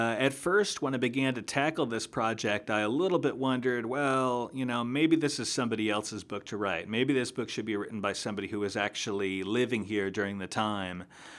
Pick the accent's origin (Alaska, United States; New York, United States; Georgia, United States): New York, United States; also born or lived in Burlington, Vermont; I come from Burlington, Vermont. I grew up in upstate New York, and then I lived in Vermont for about 10 years.